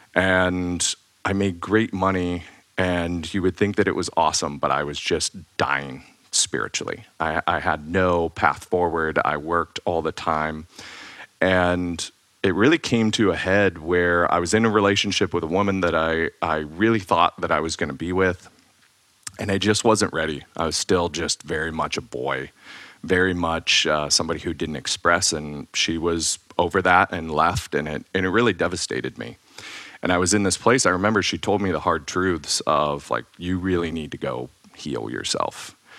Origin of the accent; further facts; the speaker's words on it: Ohio, United States; moved away; I grew up in Ohio